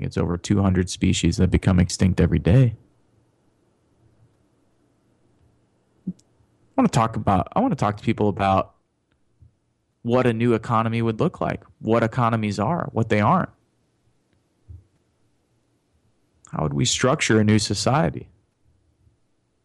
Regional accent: Chicago, Illinois, United States; I was born on the South Side. Lived on the South Side as a child

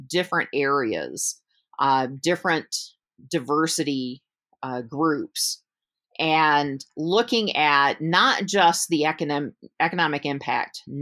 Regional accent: Georgia, United States; also born or lived in Michigan; I'm I'm from the South. I'm from in the states. I'm from Georgia.

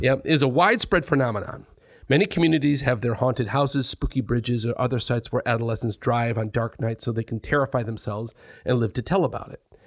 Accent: Jenison, Michigan, United States; I grew up in Jenison, which is maybe a half hour from Hollywood

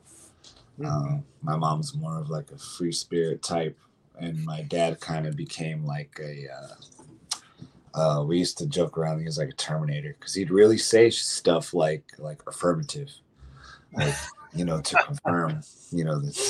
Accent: Sacramento, California, United States; I was born in Sacramento, California, all the way back in 1986

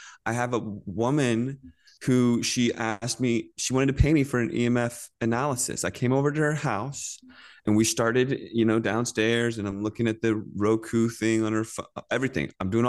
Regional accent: Virginia, United States; I grew up in Virginia, in Northern Virginia

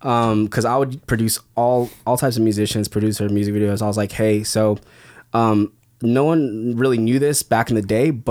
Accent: West Covina, California, United States; I grew up in West Covina.

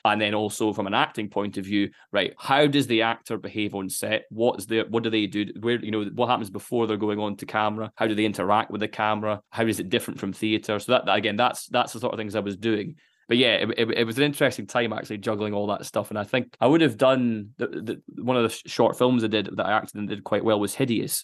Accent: Dundee, Scotland, United Kingdom; growing up in Dundee

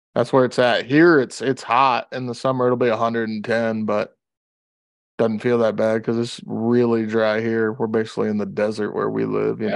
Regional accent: Louisiana, United States; moved away; when I grew up in Louisiana

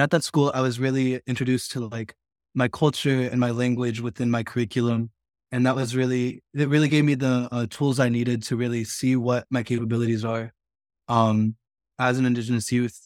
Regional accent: Stilwell, Oklahoma, United States; I grew up on the Cherokee Reservation, more specifically Stillwell, Oklahoma, which is in northeast Oklahoma.

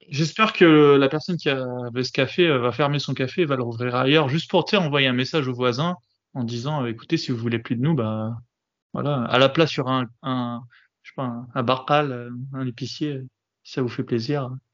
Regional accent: France; chez nous en France

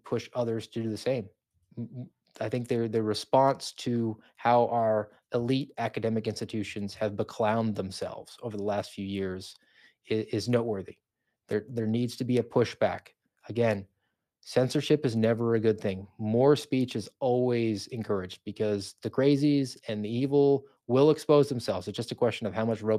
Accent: Florida, United States; they're in my home state

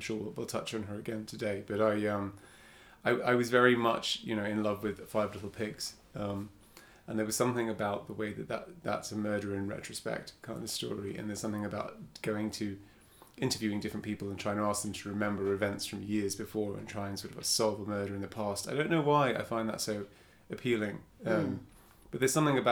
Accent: Cyprus; I grew up in Cyprus

